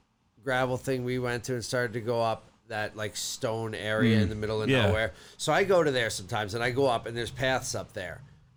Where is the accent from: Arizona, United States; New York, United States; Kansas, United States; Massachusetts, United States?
New York, United States; upstate; also born or lived in New Jersey; Third grade is when I moved to upstate New York from New Jersey, halfway through the third grade year.